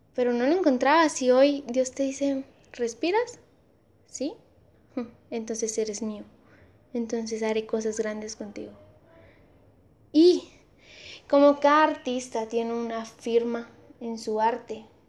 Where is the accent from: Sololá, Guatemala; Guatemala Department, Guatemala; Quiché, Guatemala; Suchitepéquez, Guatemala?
Guatemala Department, Guatemala; Amatitlán; acá en Amatitlán, en mi pueblo, en mi pueblo